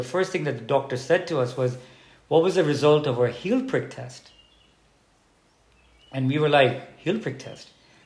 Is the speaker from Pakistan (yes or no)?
yes; Pakistan; now in Dubai, United Arab Emirates; being a Pakistani